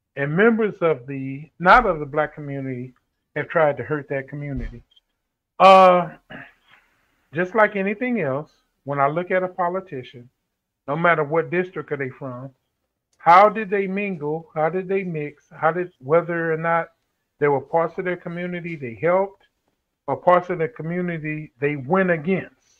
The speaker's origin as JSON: {"language": "English", "town": "St. Louis", "region": "Missouri", "country": "United States", "tie": "born or raised there", "said": "when we moved up in North St. Louis"}